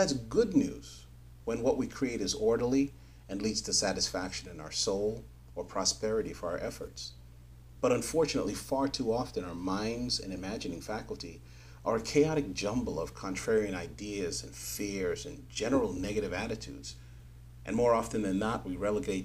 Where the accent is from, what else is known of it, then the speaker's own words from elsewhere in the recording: New York City, New York, United States; I grew up in New York City